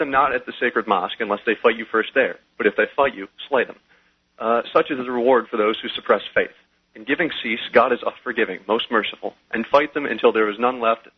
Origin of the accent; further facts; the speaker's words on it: Dearborn, Michigan, United States; I'm 18 years old, and I come from Dearborn, which is the city with the highest Muslim population outside the Middle East. So I grew up, you know, during the time of 9/11